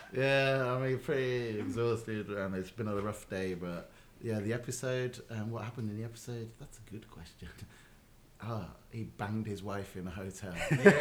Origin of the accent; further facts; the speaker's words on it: England, United Kingdom; I'm from England.